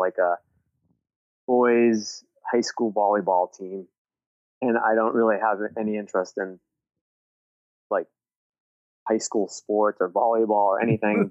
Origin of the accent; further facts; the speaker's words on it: Massachusetts, United States; I'm from Massachusetts.